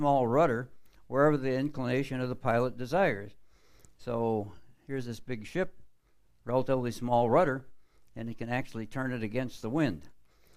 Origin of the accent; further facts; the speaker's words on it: Florida, United States; I'm from Florida.